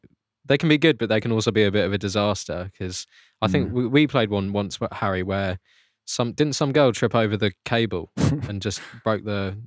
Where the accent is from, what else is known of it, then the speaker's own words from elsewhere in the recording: Maidenhead, South East England, United Kingdom; I live in a place called Mainhead, which is just outside of the beautiful Slough. So I'm probably about, I could get to London in about 40 minutes